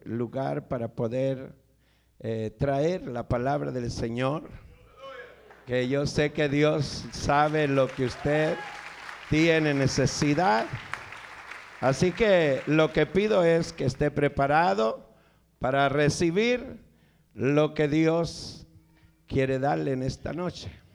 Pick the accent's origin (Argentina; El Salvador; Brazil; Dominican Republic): El Salvador; vengo del Salvador